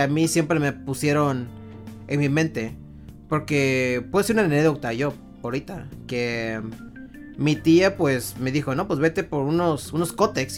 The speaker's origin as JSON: {"language": "Spanish", "country": "Mexico", "said": "nosotros somos mexicanos"}